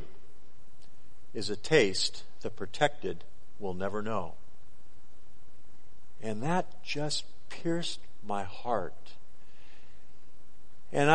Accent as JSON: {"language": "English", "town": "Los Angeles", "region": "California", "country": "United States", "tie": "born or raised there", "moved": "yes", "lives_now": "Alaska, United States", "said": "I grew up in Los Angeles"}